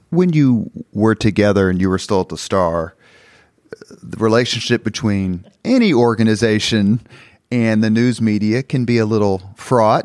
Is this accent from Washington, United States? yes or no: no; Indianapolis, Indiana, United States; I grew up in Irvington